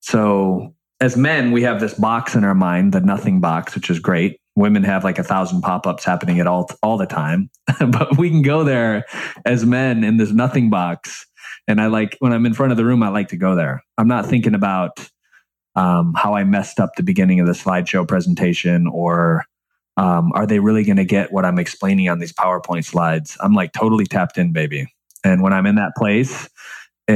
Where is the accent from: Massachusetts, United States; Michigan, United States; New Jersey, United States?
Michigan, United States; growing up in Michigan and you know, the bottom, very, very, very bottom of the middle class